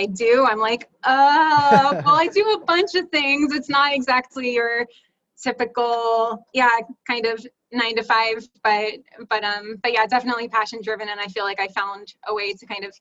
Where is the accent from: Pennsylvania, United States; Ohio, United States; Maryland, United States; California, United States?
Pennsylvania, United States; Schwenksville; now in Portland, United States; I grew up in Schwanksville, Pennsylvania